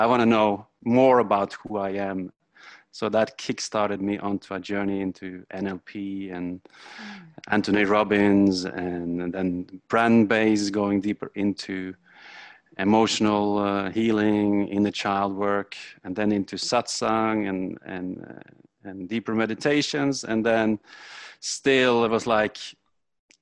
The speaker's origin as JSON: {"language": "English", "country": "Norway", "said": "I'm come from Norway"}